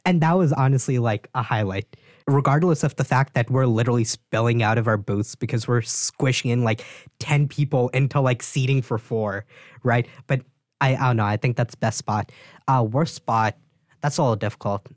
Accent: East Coast, Northeast, United States; moved away; I'm from the East Coast, like, Northeast.

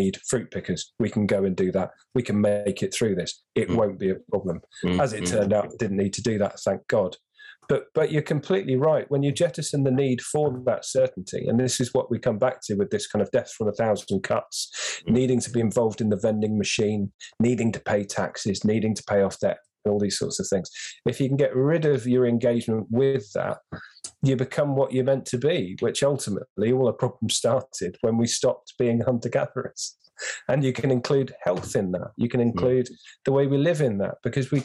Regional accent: London, United Kingdom; I grew up in London

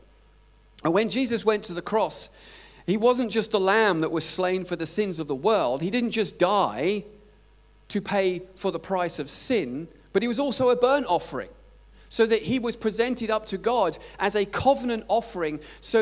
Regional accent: Scotland, United Kingdom; I'm from Scotland

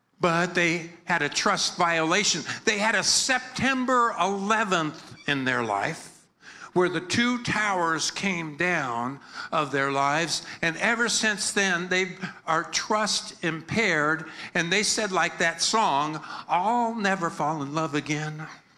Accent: Philippines; I'm like a Filipino. I'm a Filipino pastor. I'm a happy person.

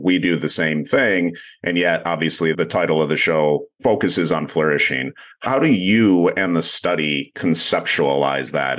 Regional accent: Grand Rapids, Michigan, United States; I'm from Grand Rapids, Michigan

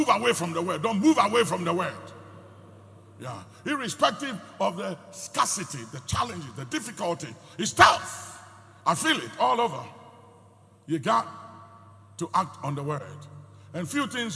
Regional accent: Ghana; speaking as a Ghanaian

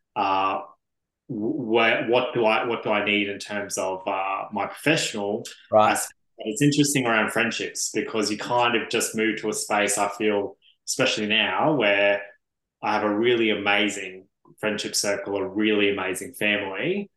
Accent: Brisbane, Queensland, Australia; now in Melbourne, Australia; originally a Brisbane boy

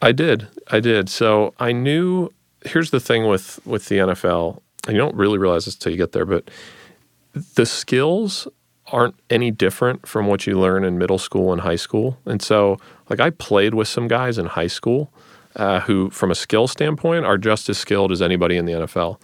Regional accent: Northeast Ohio, United States; also born or lived in Stanford, California; I grew up here in Northeast Ohio

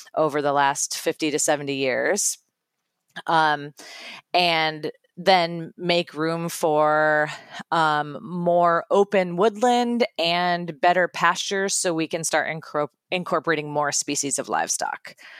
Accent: Iowa, United States; I'm from Iowa

